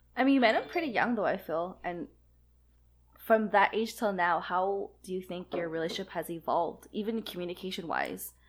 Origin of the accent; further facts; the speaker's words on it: Vancouver, British Columbia, Canada; now in Montreal, Canada; when I was growing up in Vancouver, but more when I moved to Montreal